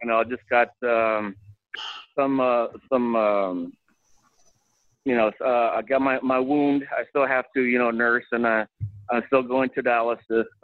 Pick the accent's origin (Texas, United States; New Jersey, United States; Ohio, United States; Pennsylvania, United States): Texas, United States; Deep South; from Deep South Texas